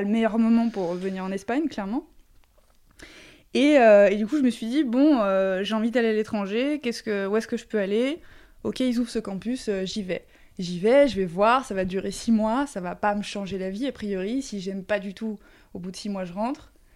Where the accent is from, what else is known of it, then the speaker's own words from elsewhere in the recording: Chantilly, Hauts-de-France, France; moved away as an adult; also born or lived in Marseille / China; j'ai grandi à Chantilly, mais on est plutôt du sud.